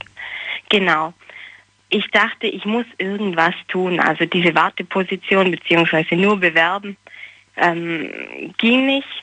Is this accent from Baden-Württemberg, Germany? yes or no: yes; small town near Ulm, Baden-Württemberg, Germany; ich komme eigentlich nicht aus Ulm, sondern ein bisschen mehr vom Land und so eine kleine Kleinstadt